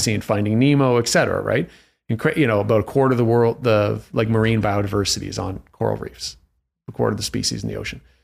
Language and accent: English; Toronto, Ontario, Canada; now in Vancouver, Canada; I'm Canadian from Toronto